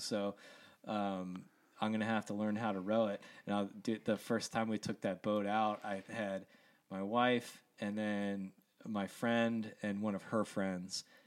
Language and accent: English; Columbia, Maryland, United States; moved away; also born or lived in Estes Park, Colorado / Atlanta; I grew up in Columbia, Maryland